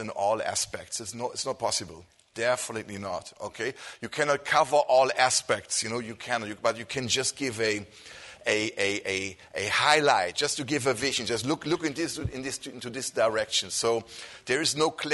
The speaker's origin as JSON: {"language": "English", "country": "Germany", "said": "I come from Germany"}